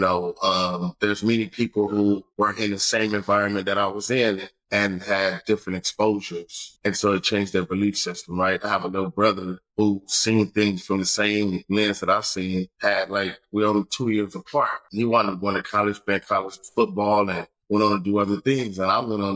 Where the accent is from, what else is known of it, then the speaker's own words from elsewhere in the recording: Los Angeles, California, United States; Right out of the Jordandale Housing Projects, born and raised